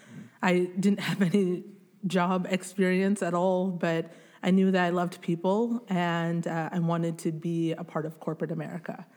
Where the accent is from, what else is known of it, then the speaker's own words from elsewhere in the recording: Grand Rapids, Michigan, United States; also born or lived in Bukavu, Democratic Republic of the Congo; we moved to Grand Rapids, Michigan